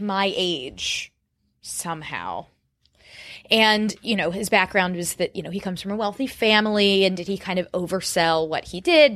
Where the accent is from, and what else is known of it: Florida, United States; born or raised there